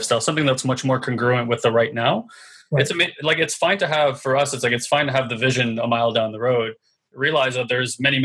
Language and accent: English; New York City, New York, United States; we're New Yorkers, right? It's the city of resiliency.